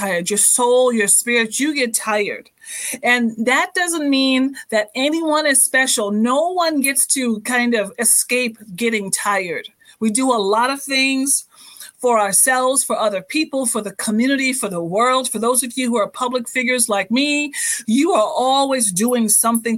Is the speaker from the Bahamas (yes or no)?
yes; Bahamas; moved away; I'm actually born and raised in the Bahamas